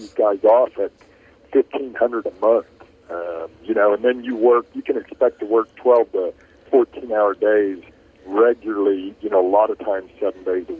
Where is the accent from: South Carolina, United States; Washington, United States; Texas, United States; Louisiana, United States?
Texas, United States; Richardson; I grew up in Richardson, Texas, a suburb of Dallas